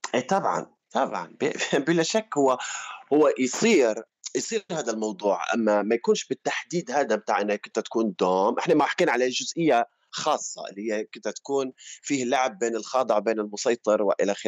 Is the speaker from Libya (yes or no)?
yes; Libya; moved away as an adult; أنا طلعت من ليبيا كان عمري عشرين، واحد وعشرين سنة